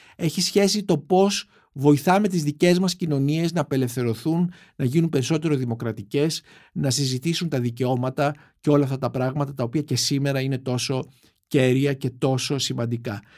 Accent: Greece; σαν Έλληνες

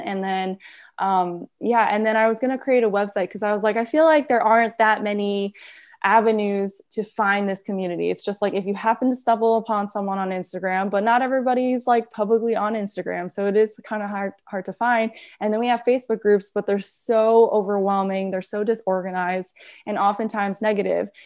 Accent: New York, United States; I'm born and raised in New York.

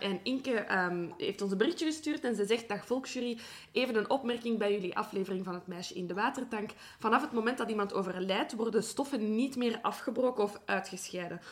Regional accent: Belgium; ik ben van Brabant, Brussel, dus ik ben ervan overtuigd dat ik AN spreek

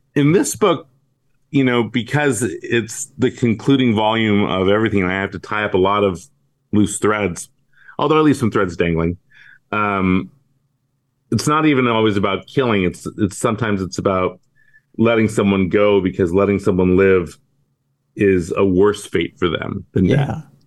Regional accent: Bay Area, California, United States; I grew up in the Bay Area

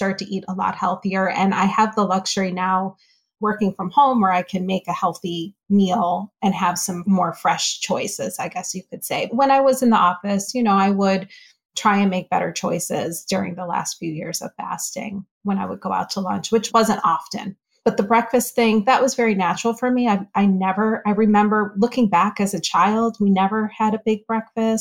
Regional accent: Northeast, United States; now in Florida, United States; I grew up in the Northeast

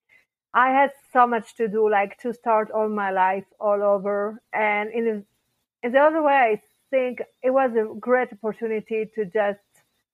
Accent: Paris, Île-de-France, France; English is a second language; moved away as an adult; also born or lived in Israel; now in Colorado, United States; I was born in Paris, France, and I grew up there

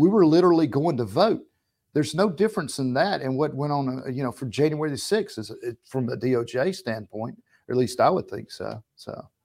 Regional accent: the South, United States; We're from the South

